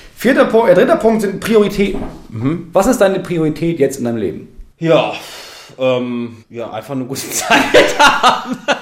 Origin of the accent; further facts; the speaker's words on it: Lower Saxony, Germany; bei uns in Niedersachsen